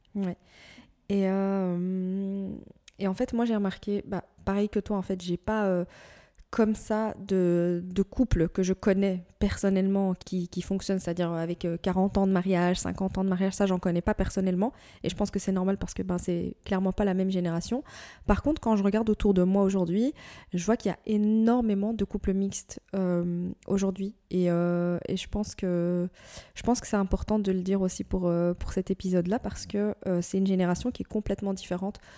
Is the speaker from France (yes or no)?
no; Morocco; je suis marocaine